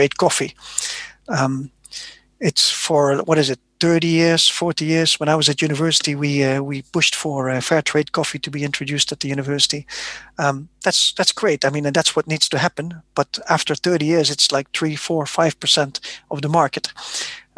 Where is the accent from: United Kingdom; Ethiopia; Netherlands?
Netherlands; I'm from the Netherlands